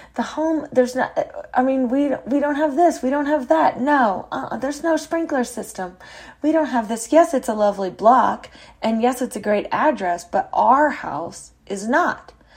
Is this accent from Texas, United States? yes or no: yes; San Antonio, Texas, United States; moved away; our original house, that I grew up in sits on Corona Street